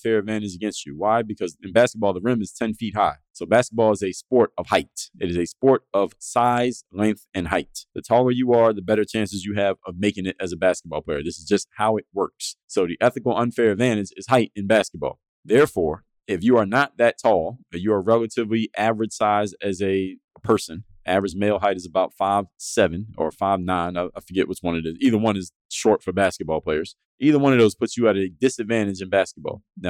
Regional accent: Philadelphia, Pennsylvania, United States; I was from Philadelphia

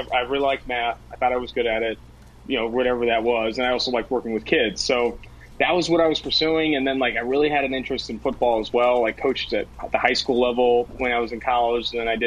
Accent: Oakland, California, United States; also born or lived in San Diego; I'm from Oakland, California, born and raised in Oakland

